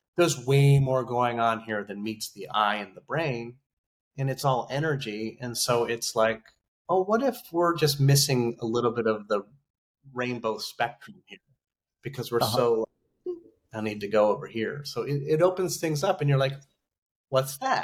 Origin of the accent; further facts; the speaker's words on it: Idaho, United States; I'm a guy from Idaho